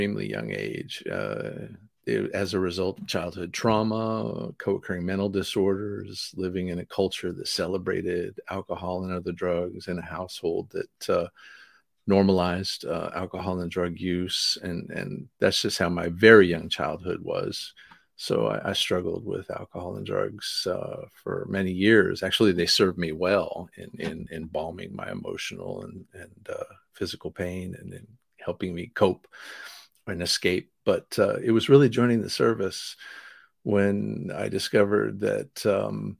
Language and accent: English; Asheville, North Carolina, United States; now in Raleigh, United States; I was raised in Asheville, North Carolina, which is in the mountains